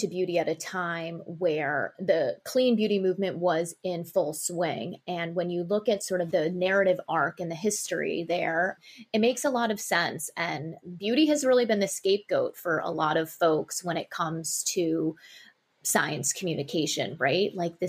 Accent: Tokyo, Japan; also born or lived in New York / Sydney; I was born in New York and I spent most of my childhood in Tokyo, Japan and Sydney, Australia. So I had a very cross cultural upbringing

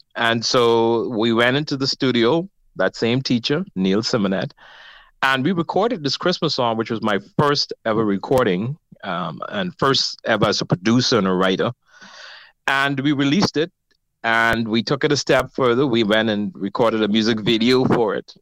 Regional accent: Nassau, New Providence, Bahamas; I grew up in Nassau

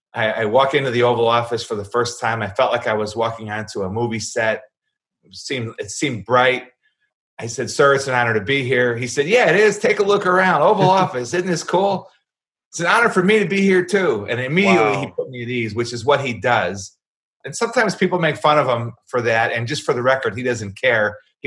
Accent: Chicago, Illinois, United States; And I said, Chicago, sir, White Sox, not Cubs.

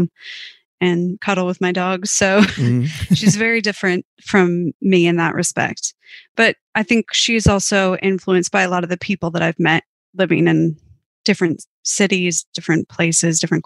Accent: Minnesota, United States; moved away as an adult; also born or lived in St. Paul, United States / London, United Kingdom; now in Melbourne, Australia; I grew up in a small town about 3 hours west of Minneapolis

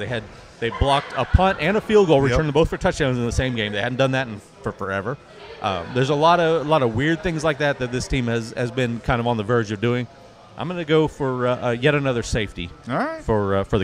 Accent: Yukon, Oklahoma, United States; sticking with my hometown team, the UConn Millers.

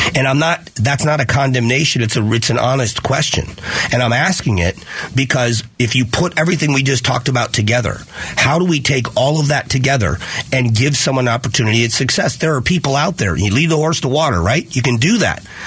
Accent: Fort Myers, Florida, United States; now in Phoenix, United States; I grew up in Fort Myers

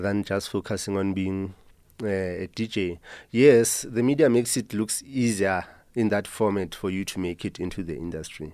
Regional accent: Soweto, Gauteng, South Africa; Growing up in Mzimhlophe

